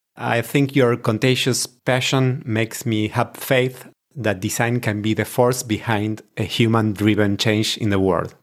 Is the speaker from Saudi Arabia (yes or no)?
no; Argentina; I am from Argentina.